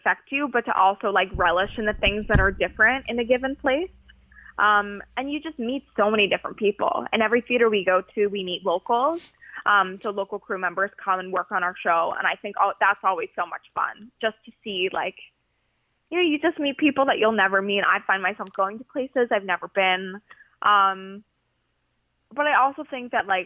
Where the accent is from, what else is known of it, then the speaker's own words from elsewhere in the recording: California, United States; now in New York, United States; I'm from California. So my mom is right now 3 hours behind me